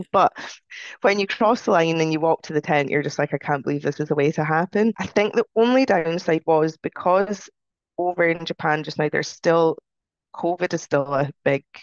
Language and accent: English; United Kingdom; We're still British, aren't we?